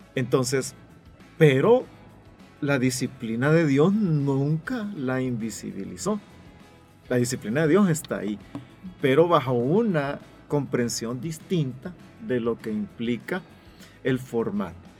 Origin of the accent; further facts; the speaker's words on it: El Salvador; los salvadoreños somos buenos para juzgar